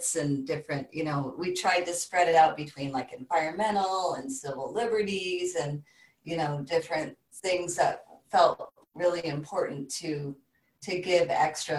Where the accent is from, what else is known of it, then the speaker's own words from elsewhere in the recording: Bay Area, California, United States; moved away as an adult; also born or lived in Southern Oregon; now in Southern Humboldt, United States; I grew up in the Bay Area, you know, and I kind of left that my early 20s